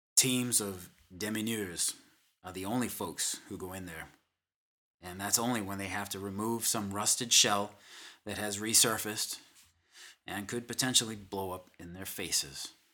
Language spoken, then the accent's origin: English; Boston, Massachusetts, United States; I am from the Boston, Massachusetts area.